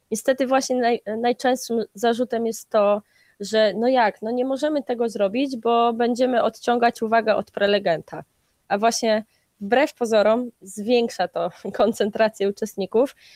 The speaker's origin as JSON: {"language": "Polish", "town": "Gdańsk", "region": "Pomeranian Voivodeship", "country": "Poland"}